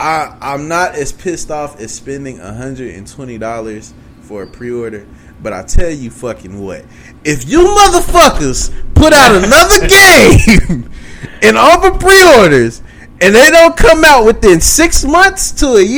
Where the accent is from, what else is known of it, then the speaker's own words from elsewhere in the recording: Oklahoma, United States; my home state